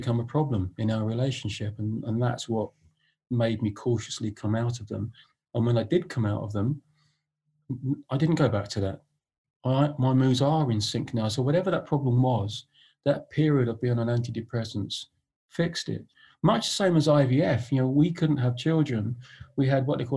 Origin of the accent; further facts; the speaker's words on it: London, United Kingdom; I was born in Hammersmith